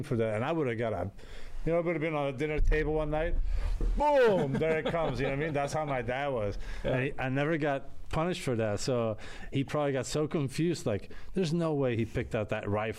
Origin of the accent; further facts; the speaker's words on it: Antwerp, Flanders, Belgium; now in United States; I grew up in Europe, in a city called Antwerp in Belgium